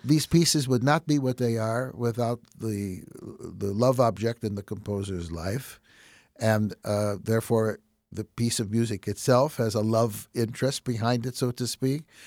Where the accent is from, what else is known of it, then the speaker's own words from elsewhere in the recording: Chicago, Illinois, United States; accent: Chicago; with my Chicago accent